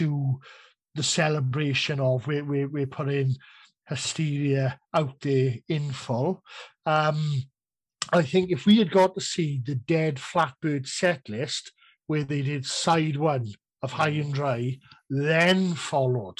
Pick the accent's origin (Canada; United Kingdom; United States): United Kingdom; Cardiff, Wales; I was at Cardiff, it's my hometown